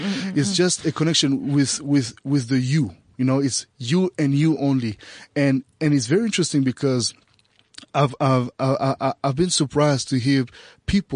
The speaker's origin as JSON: {"language": "English", "region": "Bangui", "country": "Central African Republic", "tie": "born or raised there", "moved": "as an adult", "said": "I was born in Central African Republic in Bangui, raised there until I was 18"}